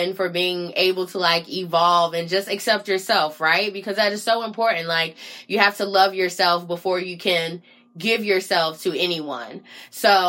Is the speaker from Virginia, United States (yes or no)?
no; Raleigh, North Carolina, United States; moved away as an adult; now in Washington, DC, United States